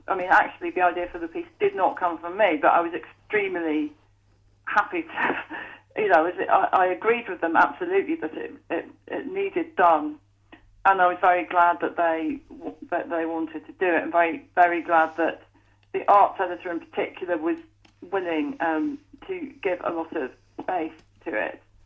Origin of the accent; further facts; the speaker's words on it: North Staffordshire, West Midlands, United Kingdom; When I was 18, growing up in North Staffordshire